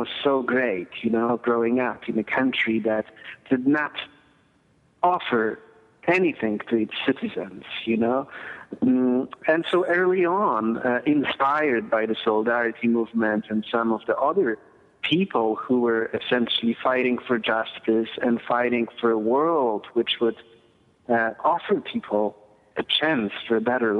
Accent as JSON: {"language": "English", "country": "Poland", "tie": "born or raised there", "moved": "yes", "said": "I grew up in Poland during the communist and Soviet era"}